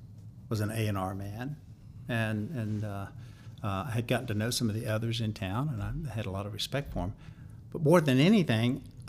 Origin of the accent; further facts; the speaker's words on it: the South, United States; accent: thick Southern; Everybody in town assumed that I was from the West Coast. I don't know why. I mean, I've got a pretty thick Southern accent.